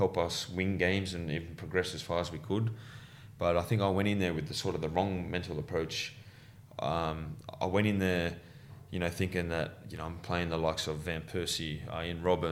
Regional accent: Sydney, New South Wales, Australia; growing up in Western Sydney

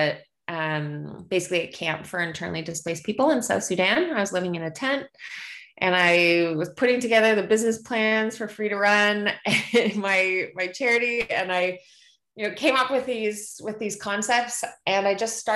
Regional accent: Canada; as a Canadian

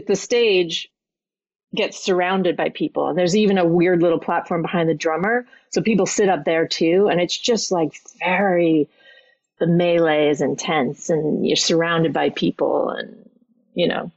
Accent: New York City, New York, United States; moved away as an adult; now in Norwich, United Kingdom; I only just 1 year ago left my hometown of New York City

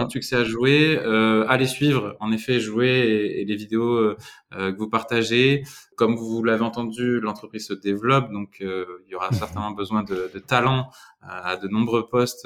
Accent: Dordogne, Nouvelle-Aquitaine, France; je viens de Dordogne

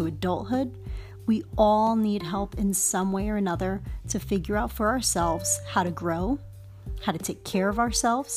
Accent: New York City, New York, United States; as a child growing up in Harlem

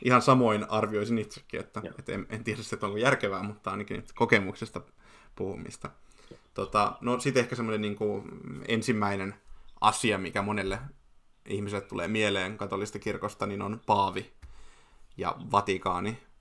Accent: Forssa, Kanta-Häme, Finland; kotikaupungistani Forssasta

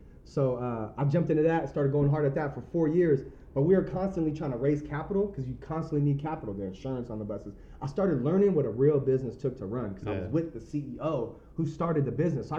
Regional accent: Oklahoma, United States; I was growing up in Oklahoma thinking, oh man, if he drove a Benz, he's rich.

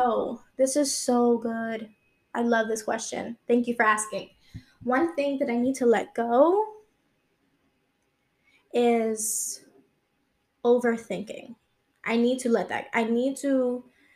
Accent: New York City, New York, United States; moved away as an adult; also born or lived in Long Island; I've always lived in New York my whole life. I was born and raised there.

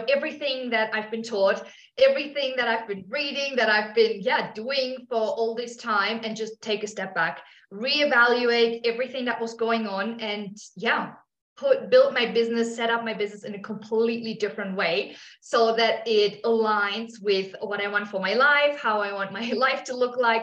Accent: Germany; moved away as an adult; also born or lived in Australia; now in South America; I'm from Germany originally.

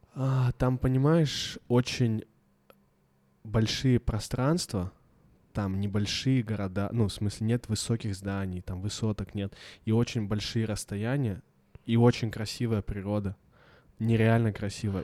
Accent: Blagoveshchensk, Amur Oblast, Russia; я из Благовещенска

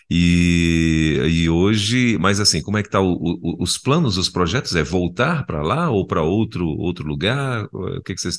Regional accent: Carolina, Maranhão, Brazil; moved away as an adult; also born or lived in Albania / United Kingdom; sou de Carolina Maranhão.

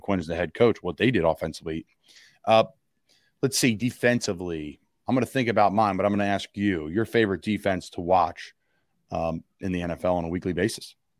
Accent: Philadelphia, Pennsylvania, United States; I'm from Philly

